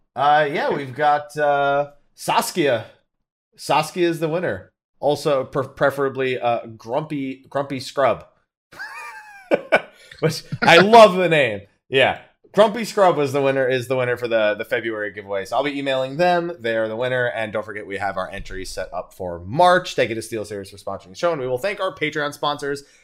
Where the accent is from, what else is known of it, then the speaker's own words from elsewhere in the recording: Florida, United States; moved away; also born or lived in San Diego; I was born in Florida